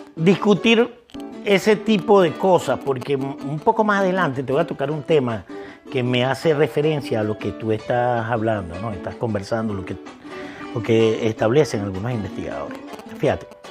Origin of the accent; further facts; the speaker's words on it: Vargas, Venezuela; somos, somos gente de Vargas